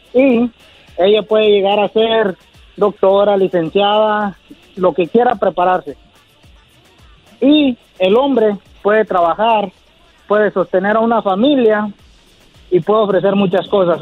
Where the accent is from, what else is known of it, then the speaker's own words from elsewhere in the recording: Guerrero, Mexico; Yo, de Guerrero